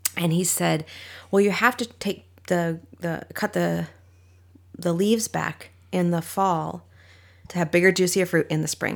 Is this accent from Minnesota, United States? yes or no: yes; Minnesota, United States; moved away; also born or lived in Washington / San Diego, California; I was born in Minnesota